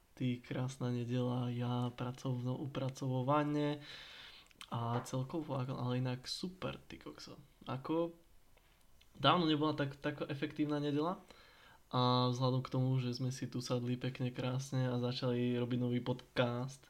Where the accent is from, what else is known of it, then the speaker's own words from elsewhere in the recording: Liptov, Žilina Region, Slovakia; Doma na Liptovej